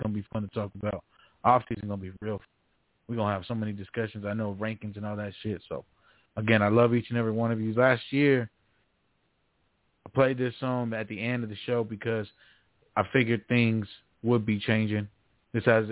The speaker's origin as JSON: {"language": "English", "town": "Phoenix", "region": "Arizona", "country": "United States", "tie": "born or raised there", "said": "my hometown basketball team"}